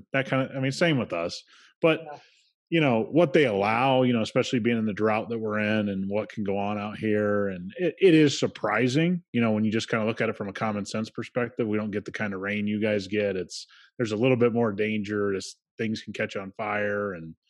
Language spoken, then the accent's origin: English; Midwest, United States; also born or lived in East Coast, United States / West Coast, United States; now in Las Vegas, United States; I grew up in the Midwest. I've lived on the East Coast and West Coast.